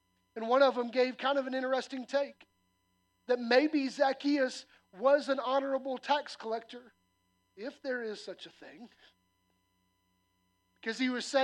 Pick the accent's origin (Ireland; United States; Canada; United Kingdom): United States; the South; I'm a Southerner by nature